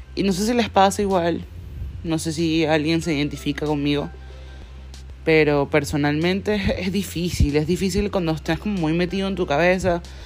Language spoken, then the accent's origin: Spanish; Venezuela; moved away; soy de Venezuela